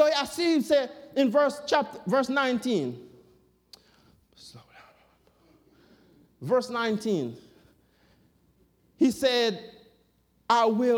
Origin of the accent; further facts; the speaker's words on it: Jamaica; now in United States; me born, growing up in Jamaica and come to the U.S.